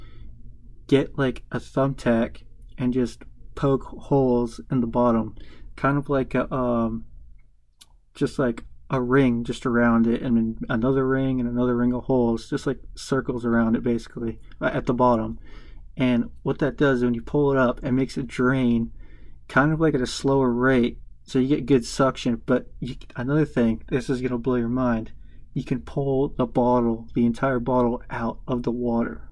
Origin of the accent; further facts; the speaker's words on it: the South, United States; I'm from the South